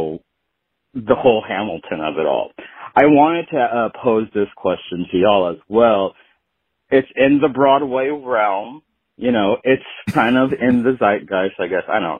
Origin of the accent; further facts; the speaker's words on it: Philippines; I, as a Filipino